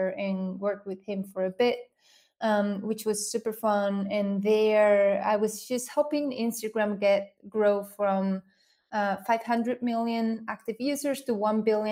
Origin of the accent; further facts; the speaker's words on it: Spain; English is a second language; moved away as an adult; now in United States; I grew up in Spain